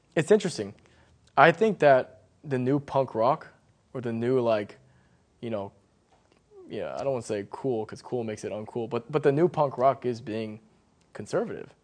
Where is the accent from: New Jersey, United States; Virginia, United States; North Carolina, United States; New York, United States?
Virginia, United States; McLean; I grew up in McLean. So I was oh. like the only Asian guy